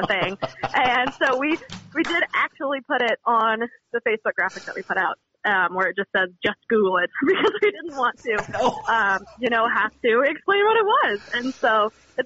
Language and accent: English; Montana, United States; Born and raised in Montana